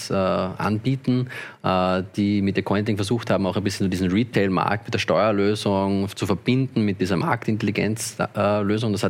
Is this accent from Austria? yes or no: yes; Austria; wenn ich als Österreicher auf Binance trader, dann muss Binance alle Daten an die französischen Behörden melden und die französischen müssen das teilen mit den österreichischen.